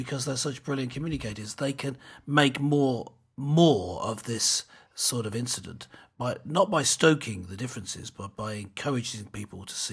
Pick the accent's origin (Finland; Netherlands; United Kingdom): United Kingdom